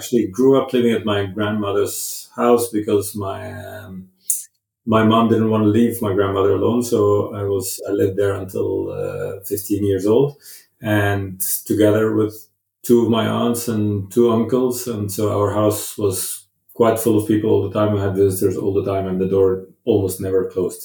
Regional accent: Cairo, Cairo Governorate, Egypt; moved away as an adult; also born or lived in Zambia; now in Norway; I grew up in Cairo

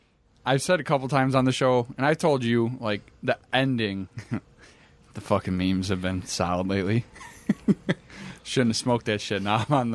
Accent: United States; I'm an American idiot.

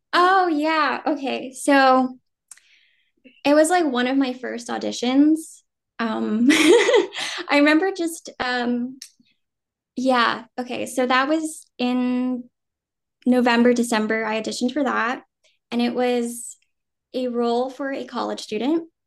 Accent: Jersey City, New Jersey, United States; first language Vietnamese; English is a second language; now in New York City, United States; I was born and raised in New Jersey

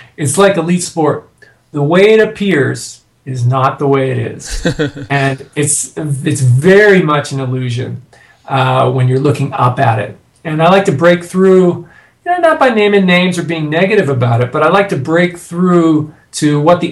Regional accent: Canada; now in United States; I'm a Canadian living in the States now.

